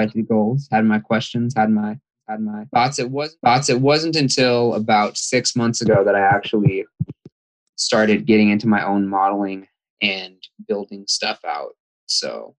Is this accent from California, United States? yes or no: yes; Fremont, California, United States; I'm from Fremont, California.